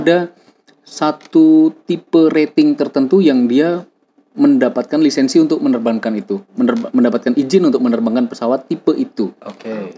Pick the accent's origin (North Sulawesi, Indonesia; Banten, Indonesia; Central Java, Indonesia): Central Java, Indonesia; Semarang; asalnya dari Semarang, suatu kota di Jawa Tengah gitu, tapi Nun jauh di pelosok